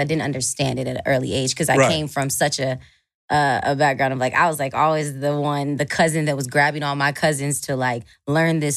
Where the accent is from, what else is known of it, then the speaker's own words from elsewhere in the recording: Atlanta, Georgia, United States; I was born and raised in Atlanta, Georgia.